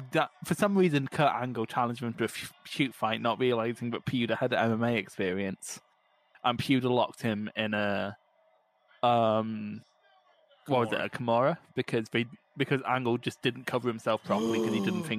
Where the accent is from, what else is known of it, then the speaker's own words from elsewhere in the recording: Scotland, United Kingdom; I'm Scottish